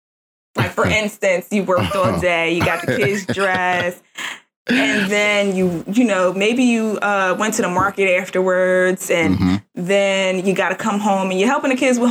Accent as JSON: {"language": "English", "country": "Jamaica", "said": "And I'm Jamaican."}